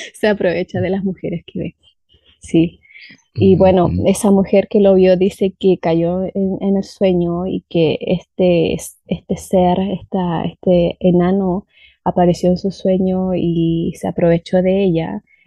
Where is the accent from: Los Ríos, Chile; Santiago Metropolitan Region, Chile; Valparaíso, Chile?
Los Ríos, Chile; Valdivia; Mi ciudad se llama Valdivia y está en el sur de Chile